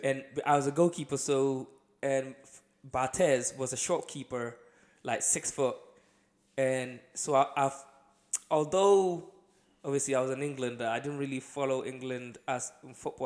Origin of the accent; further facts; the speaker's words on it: Accra, Greater Accra, Ghana; now in United Kingdom; I lived in, um, uh, Accra, the main city, growing up in Ghana